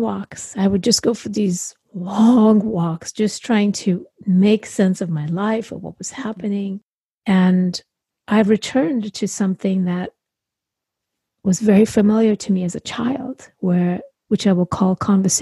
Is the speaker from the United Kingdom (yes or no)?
no; India; now in United States; I grew up in India